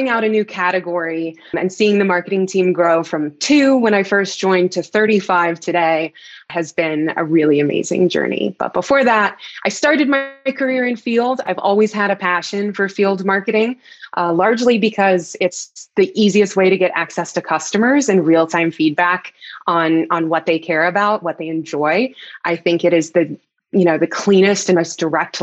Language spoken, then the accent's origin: English; Texas, United States; moved away as an adult; also born or lived in Dallas; now in Denver, United States; I'm a Texan by birth, spent most of my life in Texas